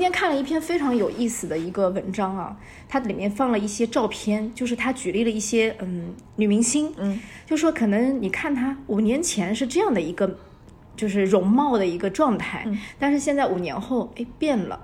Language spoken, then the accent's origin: Chinese; Hangzhou, Zhejiang, China; 我们杭州啊，就会一定要去登那个财神庙，北高峰，北高峰